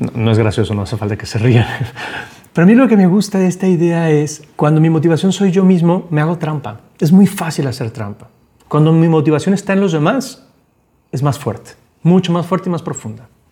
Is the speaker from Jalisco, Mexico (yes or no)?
yes; Guadalajara, Jalisco, Mexico; also born or lived in Panama; cuando yo estaba morrito, me vine a vivir de Panamá a Guadalajara, llegué a vivir a casa de mis abuelos